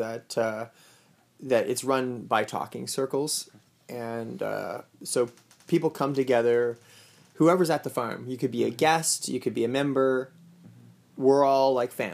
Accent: Saint John, New Brunswick, Canada; I'm from St. John. I would like to be close to my family there as well

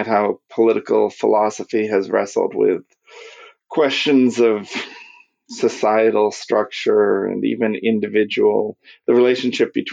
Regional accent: Marshfield, Massachusetts, United States; also born or lived in Michigan; now in Texas, United States; I grew up outside Marshfield, Massachusetts, which is near Cape Cod

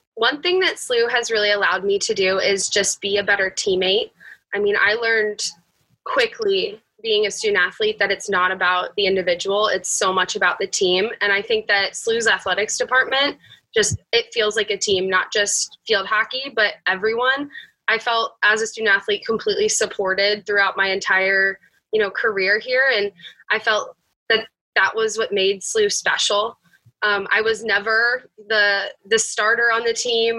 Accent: Bel Air, Maryland, United States; moved away as an adult; now in St. Louis, United States; I'm from Bel Air, Maryland.

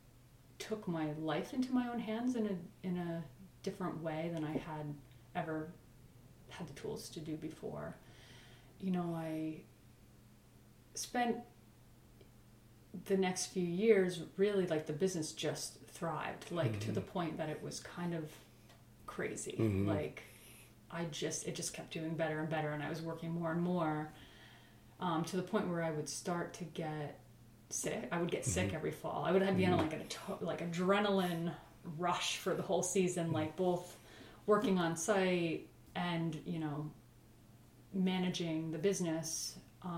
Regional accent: Accord, New York, United States; I grew up in Accord, actually, which is not too far from here

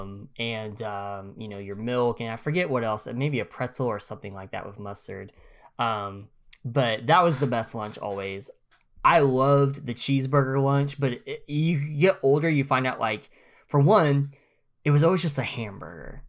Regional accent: northeast Oklahoma, United States; also born or lived in Missouri; I'm from Oklahoma, I'm from the very northeast tip

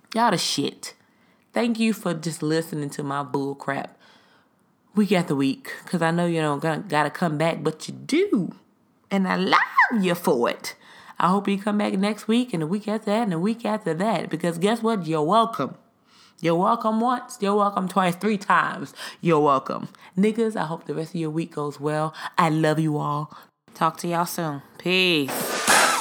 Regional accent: the South, United States; I'm a Southerner. And we were raised to greet people when you walk into a room

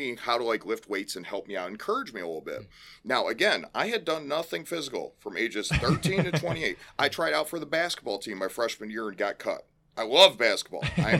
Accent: Elgin, Illinois, United States; So, originally, I lived out in Elgin, and okay. I grew up in Central Oaks West. Then my family moved out to Geneva

